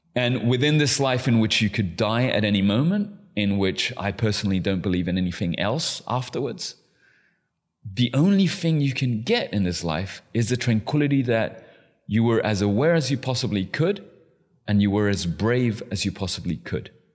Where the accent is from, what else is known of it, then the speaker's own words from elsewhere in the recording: London, United Kingdom; also born or lived in Chile; I'm Chilean. I was raised in London.